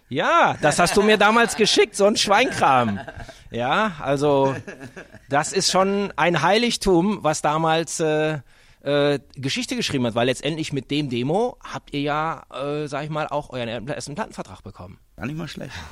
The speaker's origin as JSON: {"language": "German", "town": "Dortmund", "region": "North Rhine-Westphalia", "country": "Germany", "tie": "born or raised there", "said": "Aus meiner Heimatstadt Dortmund kommt auch Robert Kampf"}